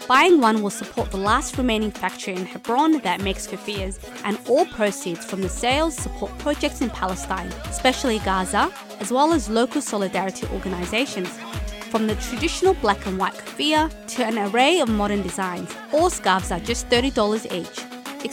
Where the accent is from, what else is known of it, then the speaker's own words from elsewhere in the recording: Melbourne, Victoria, Australia; I grew up in Melbourne in the 90s